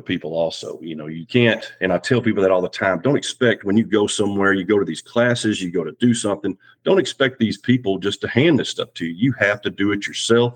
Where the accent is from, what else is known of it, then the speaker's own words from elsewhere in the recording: Dallas, Texas, United States; moved away as an adult; also born or lived in Virginia; now in James City County, United States; I'm originally from Dallas, Texas, and joined the Navy